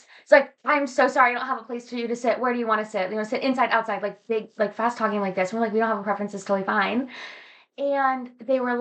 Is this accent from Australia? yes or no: no; North Carolina, United States; moved away; growing up in the South, everyone talks to everyone